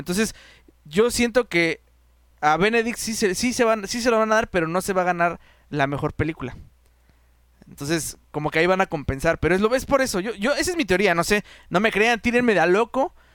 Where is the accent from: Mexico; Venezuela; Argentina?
Mexico; nosotros como mexicanos